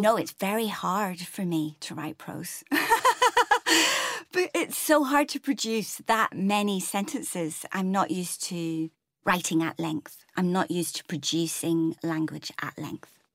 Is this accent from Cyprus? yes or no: no; Northern Ireland, United Kingdom; moved away as an adult; also born or lived in Newcastle; now in England; I had my whole kinda Irish grandparents on the Falls Road in Belfast